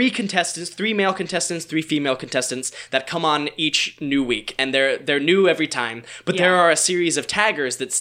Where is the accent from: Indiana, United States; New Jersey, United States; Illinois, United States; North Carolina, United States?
North Carolina, United States; the South; I'm from the South, but North Carolina is very different from New Orleans.